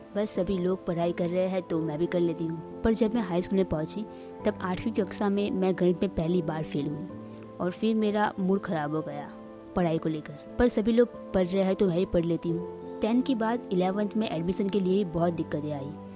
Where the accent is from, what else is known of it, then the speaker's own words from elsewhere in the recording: Surat, Gujarat, India; मैं सूरत सिटी में रहती हूँ जो गुजरात में है तो मेरा जन्म सूरत में हुआ